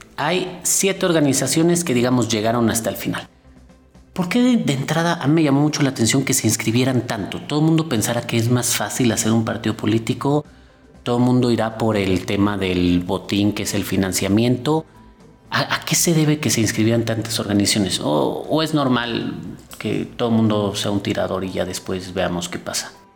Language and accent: Spanish; Mexico; Nuestros partidos son, son estables